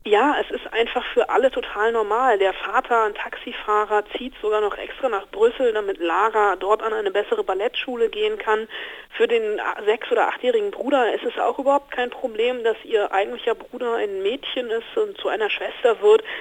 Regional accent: Germany; bei uns in Deutschland

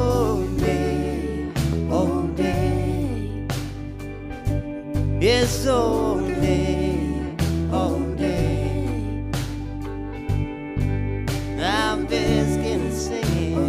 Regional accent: Durham, North Carolina, United States; we're from Durham, North Carolina, down in the flats

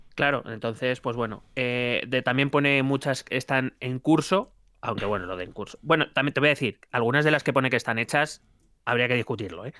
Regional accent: Madrid, Community of Madrid, Spain; Soy madrileño de nuevo cuño

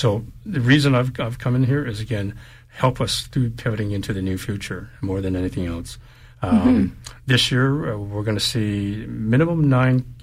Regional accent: Vancouver, British Columbia, Canada; moved away as an adult; now in Calgary, Canada; my background, I grew up in Vancouver

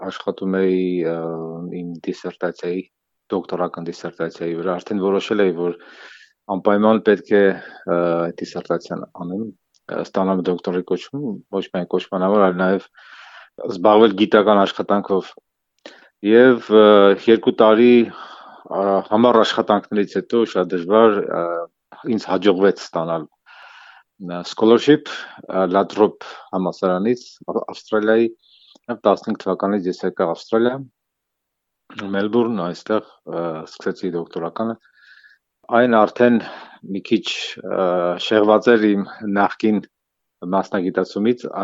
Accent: Yerevan, Armenia; moved away as an adult; also born or lived in United States; ծնվել եմ Երևանում, այնուհետև գնացել եմ համասարան, ընդունվել եմ Երևանի Պետական համասարան

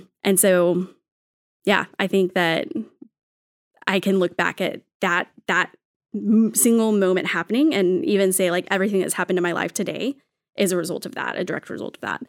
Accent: Texas, United States; I'm from Texas, so from the Bible Belt South.

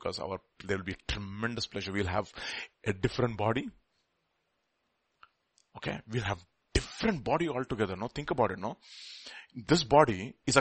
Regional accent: India; we are all Indian

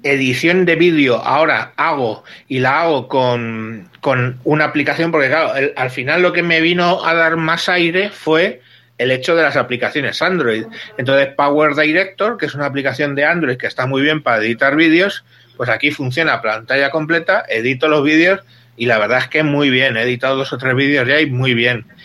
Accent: Spain; soy divorciado español

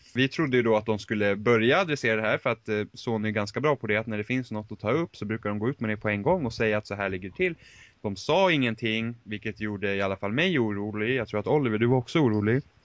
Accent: Finland; Swedish is a second language; jag är finne

